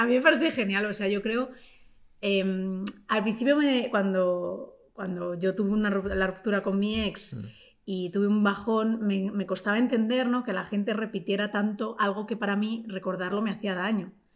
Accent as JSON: {"language": "Spanish", "town": "Collado Villalba", "region": "Community of Madrid", "country": "Spain", "tie": "born or raised there", "said": "mis padres se vinieron a Madrid jóvenes y yo nací en Madrid"}